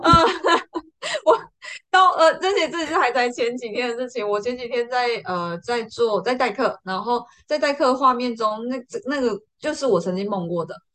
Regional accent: rural Tainan, Taiwan; 长大之后我，我住的地方比较是台南的乡下

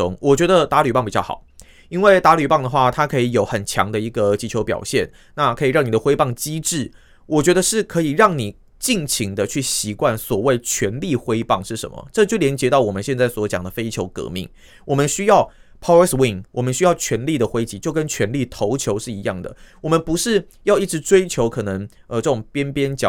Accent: Taiwan; 大家都觉得，身为台湾人，那跟这一次这个中华队一起。

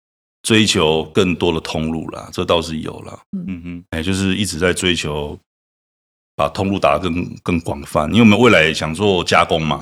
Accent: Changhua County, Taiwan; 因为我彰化人，

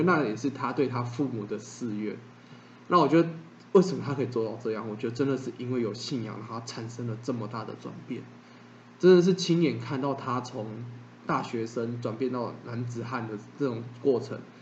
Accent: Taiwan; 我们之称为台湾人

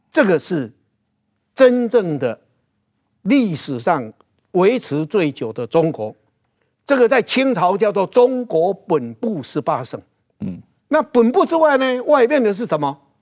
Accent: Taiwan; 我们台湾人很多是从漳州来，主要是漳州跟泉州嘛，哈，而且漳州还是占多数嘛

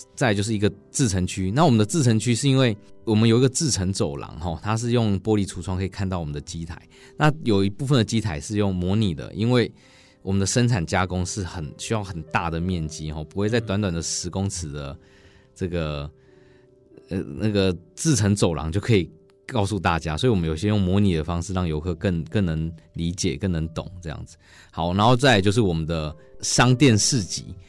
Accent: Changhua County, Taiwan; 走进彰化，我们家乡比较缺乏资源的小学

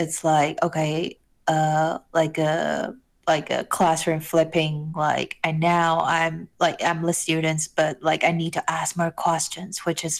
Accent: Taiwan; like I'm from Taiwan, you know, and then I would love like people to know this beautiful country, like where I'm from

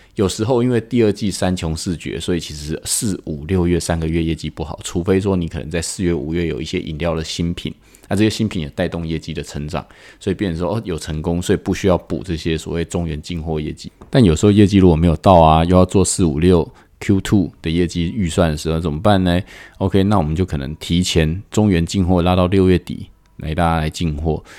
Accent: Taiwan; 我们台湾人

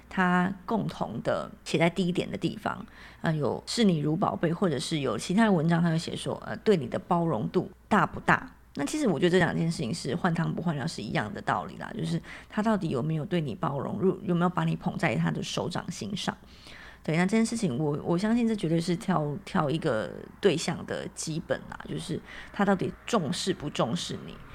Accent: Taiwan; 我是台湾人嘛，那我又是乡下小孩

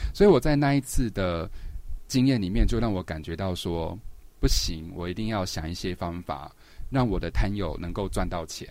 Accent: Banqiao, New Taipei, Taiwan; 我以前的时候住在板桥靠河岸的地方，有个地方嗯。叫江子翠

